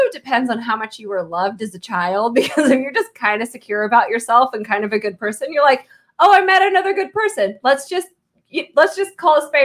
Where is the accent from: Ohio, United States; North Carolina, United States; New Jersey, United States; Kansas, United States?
Kansas, United States; And I am from Kansas.